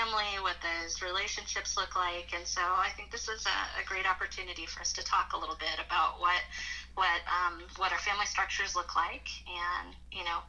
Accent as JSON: {"language": "English", "region": "Oklahoma", "country": "United States", "tie": "born or raised there", "said": "I grew up in Oklahoma"}